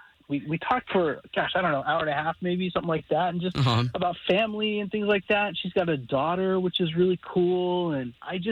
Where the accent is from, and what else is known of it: Casselberry, Florida, United States